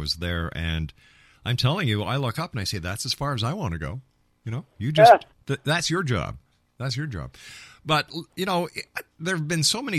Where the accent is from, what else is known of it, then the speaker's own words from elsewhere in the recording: Montreal, Quebec, Canada; when I was a kid, I was raised in Montreal